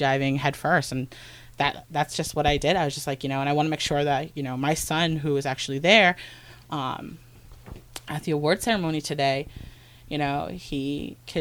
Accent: Mashpee, Massachusetts, United States; I grew up in Mashpee

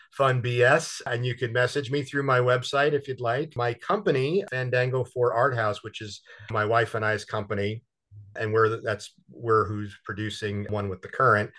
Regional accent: New Jersey, United States; now in New York, United States; I'm from Jersey

